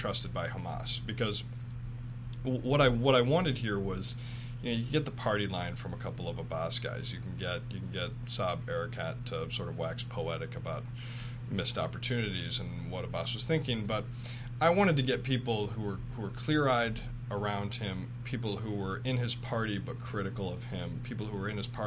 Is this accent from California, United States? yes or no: no; Michigan, United States; I'm from an Irish-Italian family in Michigan